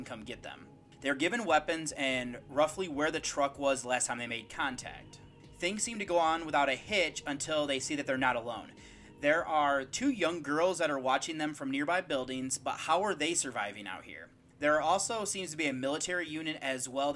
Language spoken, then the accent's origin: English; United States; I'm from the United States